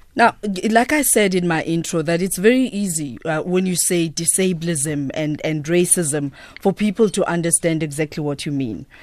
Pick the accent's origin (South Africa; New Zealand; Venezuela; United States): South Africa